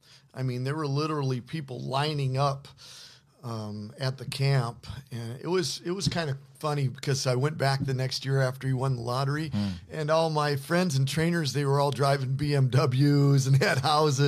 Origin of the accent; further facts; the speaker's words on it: Indiana, United States; Indiana, Midwestern farm boy.